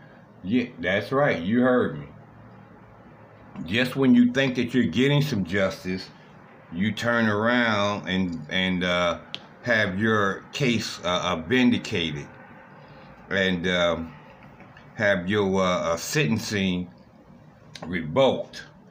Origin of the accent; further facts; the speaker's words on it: Cleveland, Ohio, United States; this is in my hometown of Cleveland, Ohio.